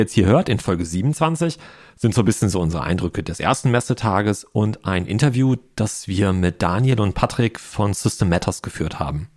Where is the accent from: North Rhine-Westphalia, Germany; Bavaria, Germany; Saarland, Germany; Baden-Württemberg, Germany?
North Rhine-Westphalia, Germany; Essen; moved away; nach Essen ins Ruhrgebiet, meine alte Heimat.